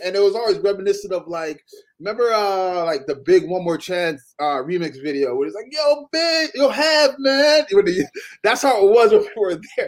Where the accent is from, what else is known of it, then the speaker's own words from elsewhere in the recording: Toronto, Ontario, Canada; I'm from I'm from Toronto